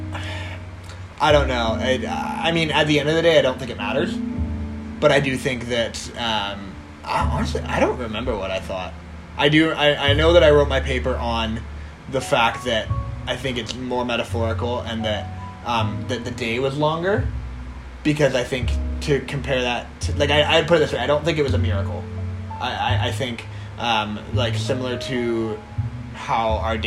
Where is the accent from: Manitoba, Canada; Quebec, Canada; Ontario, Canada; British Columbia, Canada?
British Columbia, Canada; Kelowna; I grew up in Kelowna